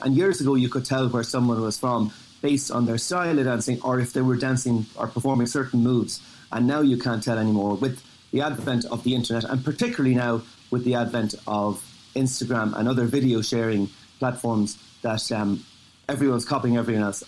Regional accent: Dublin, Leinster, Ireland; moved away as an adult; now in New York City, United States; I grew up in the leafy suburbs in Dublin

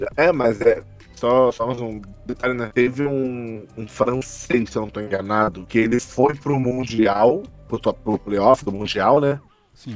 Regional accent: Rio de Janeiro, Brazil; eu sou do Rio de Janeiro

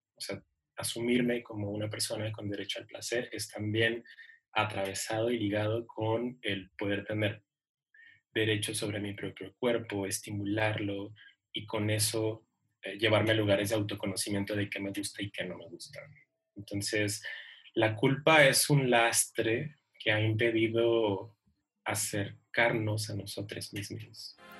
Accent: Ciudad Juárez, Chihuahua, Mexico; yo soy de Ciudad Juárez

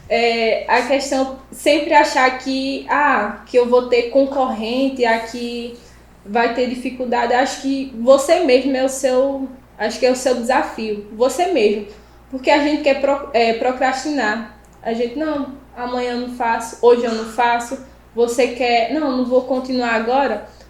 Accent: Buíque, Pernambuco, Brazil; Eu sou da cidade de Bimirim, é um interior, né? Ficar a 370 quilômetros, eu acho, do, da capital do Recife.

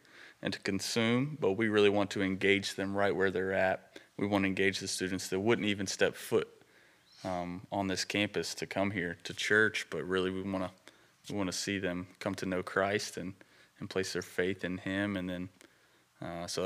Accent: Shelby, North Carolina, United States; also born or lived in Mars Hill, North Carolina; I grew up in Shelby

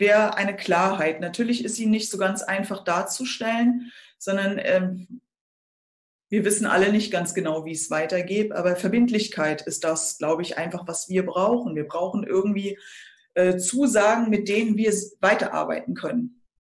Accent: Schleswig-Holstein, Germany; bei uns in Schleswig-Holstein

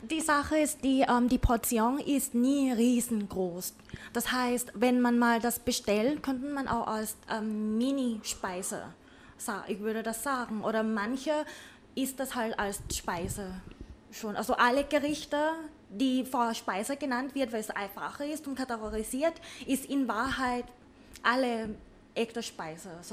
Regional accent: Bangkok, Thailand; German is a second language; now in Vienna, Austria; ich komme ja. aus Bangkok, gebürtige Thailänderin.

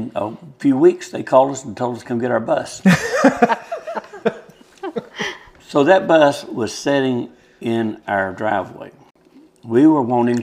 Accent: Nashville, Tennessee, United States; moved away as an adult; also born or lived in California / Charleston, South Carolina; I'm from Nashville, Tennessee

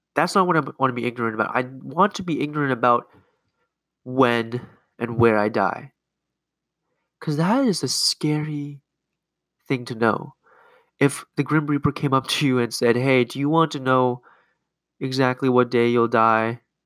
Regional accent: Canada; now in United States; I grew up in Canada

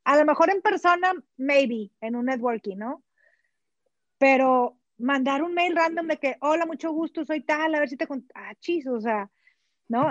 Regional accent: Sabinas, Coahuila, Mexico; moved away as an adult; also born or lived in United States; now in Monterrey, Mexico; soy originaria de Salinas, Coahuila. Estudié en colegio católico hasta la secundaria

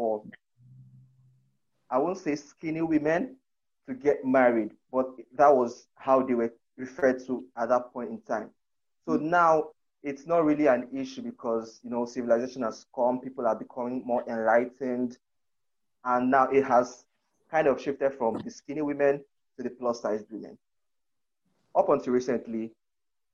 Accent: Akwa Ibom, Nigeria; where I come from, I'm from Akwa Ibom State in Nigeria.

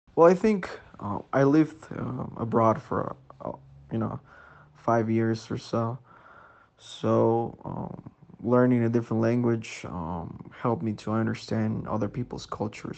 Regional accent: Sangolquí, Pichincha, Ecuador; I'm from Sangolquí, Ecuador

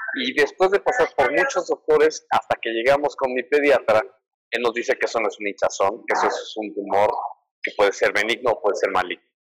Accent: Mexico City, Mexico; soy de la Ciudad de México

